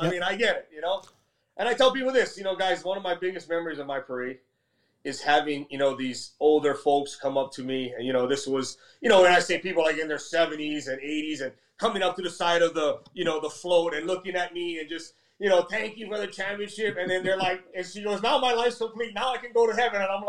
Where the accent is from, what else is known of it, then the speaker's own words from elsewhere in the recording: Hawaii, United States; moved away; also born or lived in Philadelphia; growing up in Hawaii